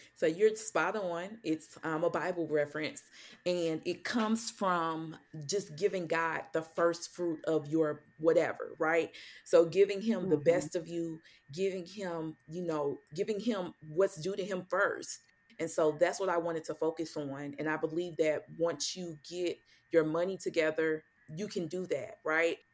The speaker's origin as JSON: {"language": "English", "town": "St. Louis", "region": "Missouri", "country": "United States", "moved": "as an adult", "lives_now": "Dallas, United States", "said": "I'm originally from St. Louis, Missouri"}